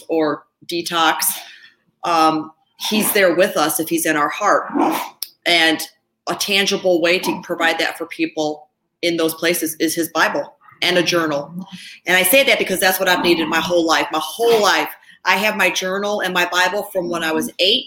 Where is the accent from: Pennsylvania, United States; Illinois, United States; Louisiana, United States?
Illinois, United States; outside of Chicago; also born or lived in Ohio; I was born in Ohio, and I was raised outside of Chicago.